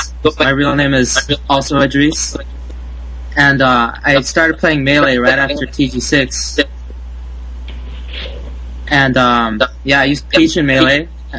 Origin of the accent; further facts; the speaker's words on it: Southern California, United States; I'm from SoCal